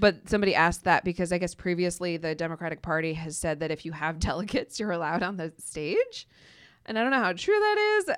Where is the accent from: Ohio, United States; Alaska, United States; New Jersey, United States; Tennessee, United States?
Ohio, United States; my home state, Ohio